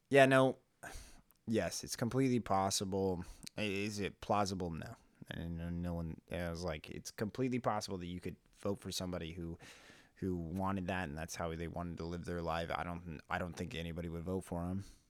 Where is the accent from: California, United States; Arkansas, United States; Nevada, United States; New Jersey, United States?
California, United States; We're from California